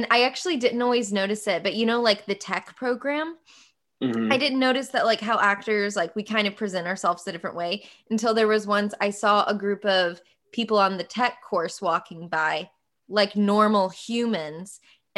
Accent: the South, United States; accent: Southern; And so when Robert heard my Southern accent for something, he was like, oh, that's your real voice. You have to use your real voice.

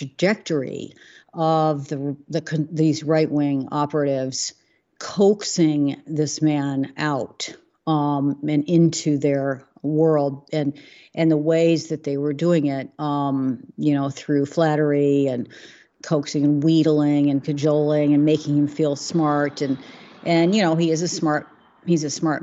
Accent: Chicago, Illinois, United States; moved away; I'm from Chicago originally

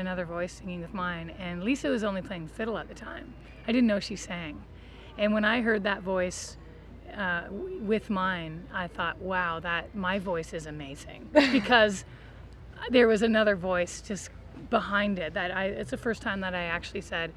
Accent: Kincardine, Ontario, Canada; now in Toronto, Canada; I grew up in Kincardine

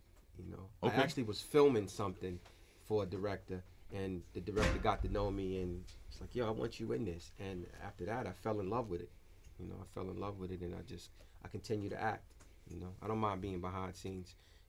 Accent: Queens, New York, United States; And I'm like new to the Bronx. I'm from Queens.

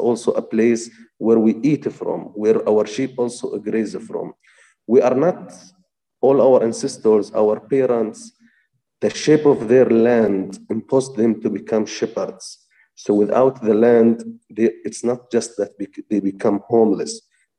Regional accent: Touba, West Bank, Palestine; I am from a village that is called Touba. It's located in the area of Musafir Yatta in the South Hebron Hills. South Hebron Hills area, it's the last area of the south of West Bank at the adjacent with Israel.

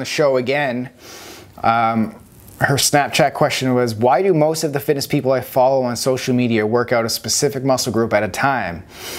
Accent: Canada; moved away as an adult; now in Los Angeles, United States; Yes, I grew up in Canada. I love Canada.

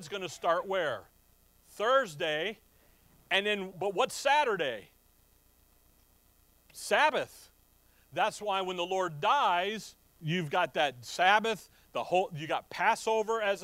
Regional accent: Chicago, Illinois, United States; where I'm from, and when I was growing up in Chicago

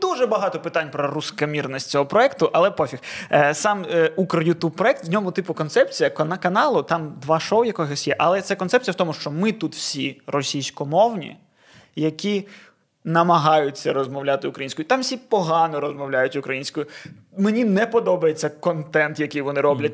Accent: Odesa, Odesa Oblast, Ukraine; ми українську розмовляємо, будучи людьми з Одеси

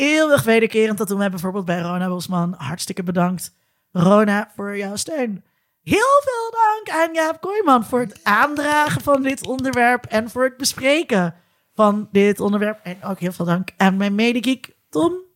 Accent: Netherlands; als Nederlanders

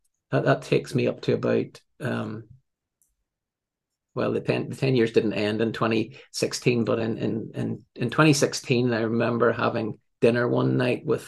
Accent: Northern Ireland, United Kingdom; also born or lived in England; I came home to Northern Ireland. That's my accent probably gives that away.

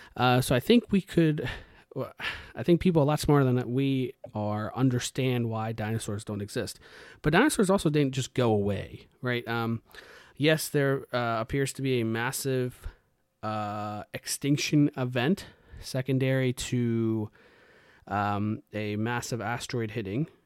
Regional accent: India; I'm Indian, right? I was raised in a, a, you know, a particular way

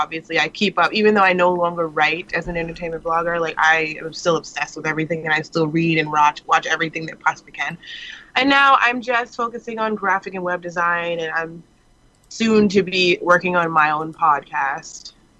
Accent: New York City, New York, United States; New York City.

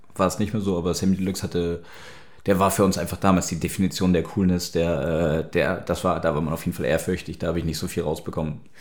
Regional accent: Hamburg, Germany; born or raised there; moved away as an adult; now in Berlin, Germany

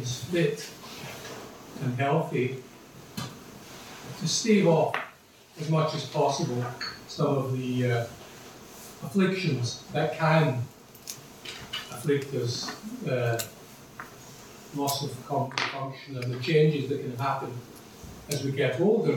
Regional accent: Glasgow, Scotland, United Kingdom; now in Dublin, Ireland; when I was growing up in Glasgow in the 50s as a young boy and 60s

